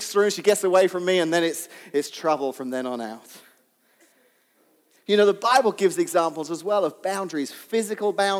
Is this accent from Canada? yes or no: no; England, United Kingdom; when I was young, growing up in England